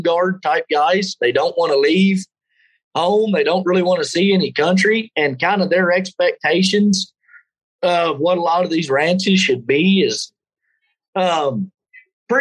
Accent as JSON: {"language": "English", "region": "Texas Panhandle", "country": "United States", "tie": "born or raised there", "said": "I grew up there in the Texas Panhandle"}